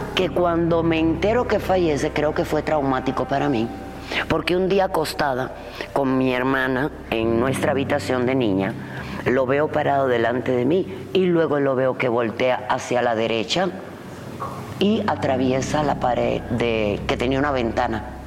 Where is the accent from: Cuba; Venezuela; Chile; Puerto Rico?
Cuba; now in Mexico; yo que nací en Cuba